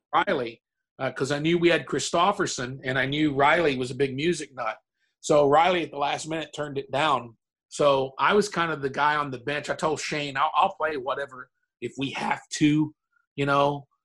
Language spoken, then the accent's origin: English; Murray, Kentucky, United States; moved away; my hometown in Murray, Kentucky